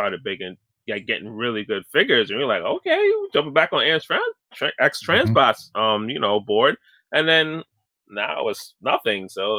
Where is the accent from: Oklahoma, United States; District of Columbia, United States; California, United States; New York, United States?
New York, United States; I'm from New York. I'm calling it Make Toys.